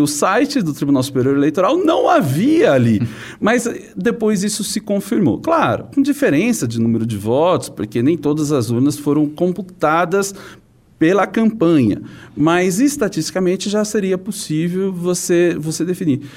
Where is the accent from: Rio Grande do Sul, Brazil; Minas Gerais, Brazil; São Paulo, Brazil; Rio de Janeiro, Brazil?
São Paulo, Brazil; eu sou da cidade de São Paulo